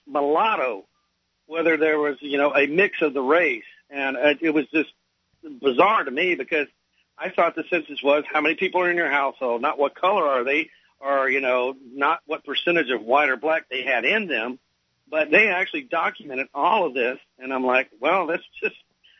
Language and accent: English; Louisiana, United States; now in South Carolina, United States; I'm from Louisiana